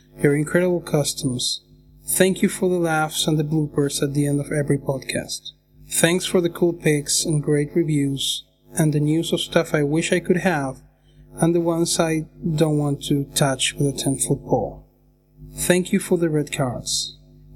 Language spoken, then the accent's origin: English; Argentina; I'm from Argentina